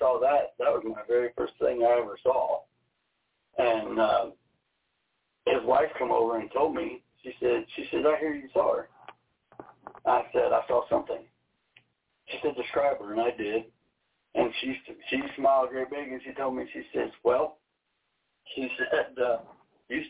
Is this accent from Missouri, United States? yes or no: yes; Missouri, United States; moved away; I'm from Missouri.